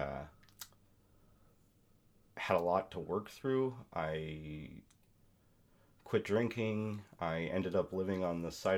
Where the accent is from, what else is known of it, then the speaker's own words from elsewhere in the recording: Eastern Washington, United States; I grew up in Eastern Washington in a rural community